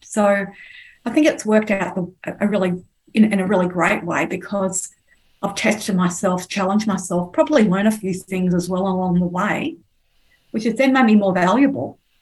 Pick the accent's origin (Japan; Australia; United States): Australia; Sydney, New South Wales; moved away as an adult; now in Melbourne, Australia; I was born in Sydney